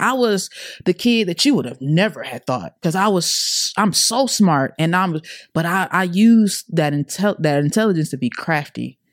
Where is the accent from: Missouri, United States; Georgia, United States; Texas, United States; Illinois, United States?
Georgia, United States; Atlanta; also born or lived in Clayton County, Georgia; I'm originally from Atlanta. I'm a A T L baby